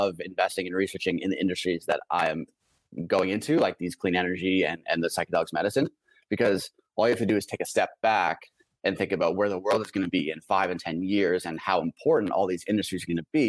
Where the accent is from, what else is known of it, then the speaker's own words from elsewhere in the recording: Canada; also born or lived in Vancouver; myself being a Canadian